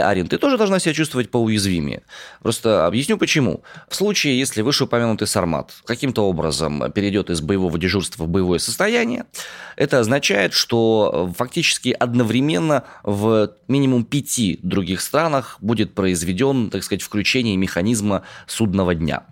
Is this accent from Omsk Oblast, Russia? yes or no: yes; Omsk, Omsk Oblast, Russia; я родом из Омска.